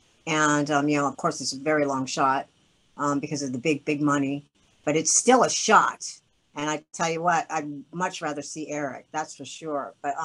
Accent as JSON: {"language": "English", "town": "Kittery", "region": "Maine", "country": "United States", "tie": "born there", "said": "And I was born in Kittery, Maine, so I'm a New Englander by birth, so..."}